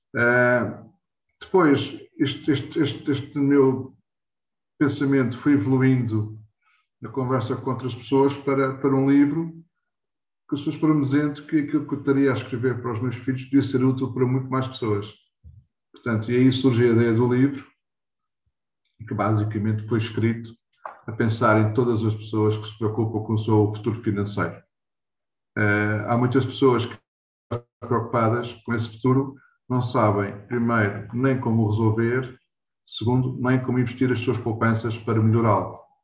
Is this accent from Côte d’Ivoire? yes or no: no; Lisbon, Portugal; eu nasci em Lisboa, nada e criado em Lisboa